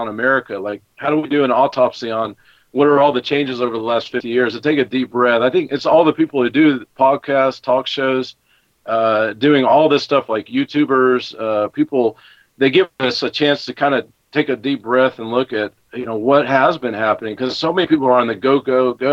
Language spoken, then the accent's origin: English; Knoxville, Tennessee, United States; moved away as an adult; also born or lived in California / Austin, Texas; now in São Paulo area, Brazil; Growing up in Knoxville, Tennessee